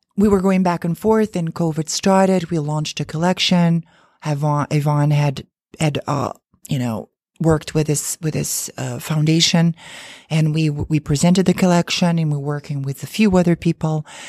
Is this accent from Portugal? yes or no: yes; Azores, Portugal; now in New York City, United States; where I was born in the Azure Islands. Um, it's a group of islands off the coast of Portugal